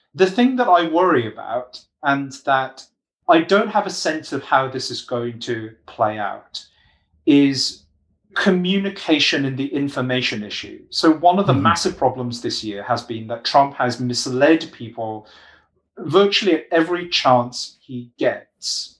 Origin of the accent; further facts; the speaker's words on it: United Kingdom; I'm British